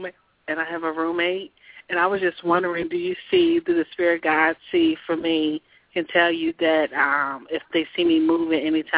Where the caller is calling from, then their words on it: Southern Maryland, United States; I'm calling from Maryland.